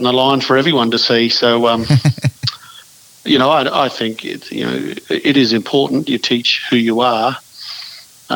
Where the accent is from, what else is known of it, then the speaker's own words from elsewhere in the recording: Western Queensland, Australia; Growing up in Western Queensland towns, and certainly began my career in in Western country Queensland